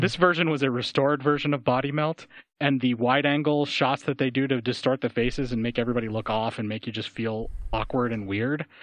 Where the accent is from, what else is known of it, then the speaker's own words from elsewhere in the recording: United States; I'm American